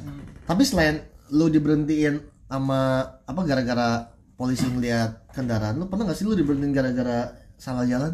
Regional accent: Bogor, West Java, Indonesia; saya orang Bogor

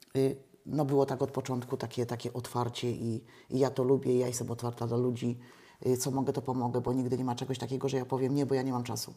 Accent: Dziadkowo, Poland; w Dziadkowie się urodziłam, ja tych ludzi bardzo dobrze znam

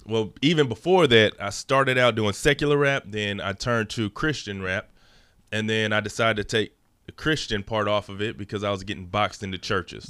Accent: Dallas area, Texas, United States; also born or lived in Los Angeles, California; We moved out here Um, my dad's job transferred him out here

